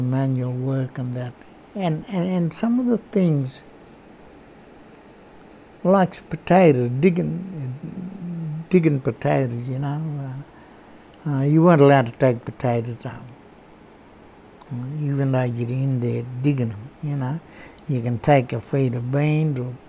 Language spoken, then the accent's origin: English; Bega, New South Wales, Australia; also born or lived in Orbost / Dimboola; I grew up around Bega, Orbis, and then down around Druman, and then way over in Dimboola way